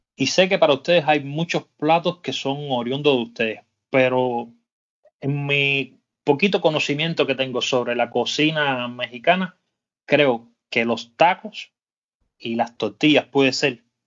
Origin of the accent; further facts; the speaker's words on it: Cuba; para mí como cubano